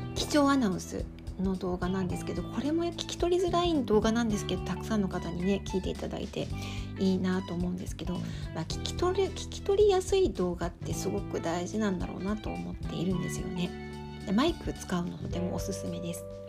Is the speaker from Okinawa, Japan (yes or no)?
no; Tokyo, Japan; now in Sapporo, Japan; 今日は私の実家東京の実家で撮影してる